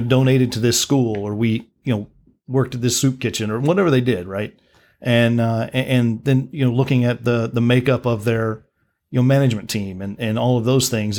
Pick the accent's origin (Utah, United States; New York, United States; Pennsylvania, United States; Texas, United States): Texas, United States; Midland; I was born in Midland.